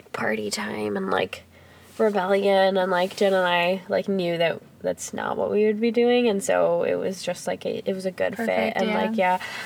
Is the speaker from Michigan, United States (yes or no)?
yes; Higgins Lake, Michigan, United States; I grew up in Higgins Lake, like, in Roscommon, Michigan, which is, like, up north for people who don't know where that is.